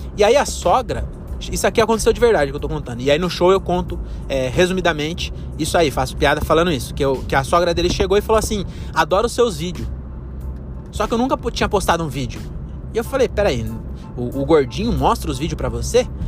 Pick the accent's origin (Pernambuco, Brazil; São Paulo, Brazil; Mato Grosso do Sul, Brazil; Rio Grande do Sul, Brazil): São Paulo, Brazil; Francisco Morato; em Morato que é onde eu nasci e cresci